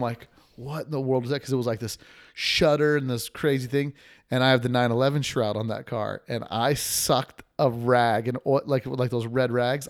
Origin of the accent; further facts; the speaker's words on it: Las Vegas, Nevada, United States; I'm from Vegas, too